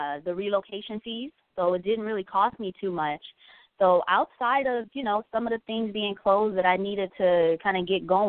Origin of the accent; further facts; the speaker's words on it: Los Angeles, California, United States; moved away as an adult; now in Georgia, United States; I'm originally from Los Angeles, California, born and raised there all my life. I just moved here to Georgia, coming up on 7 months